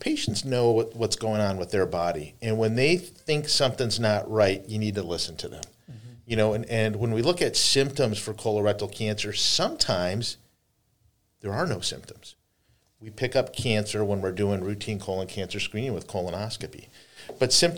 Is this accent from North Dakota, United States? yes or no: yes; North Dakota, United States; also born or lived in Fargo-Moorhead; now in Buffalo, United States; I grew up in North Dakota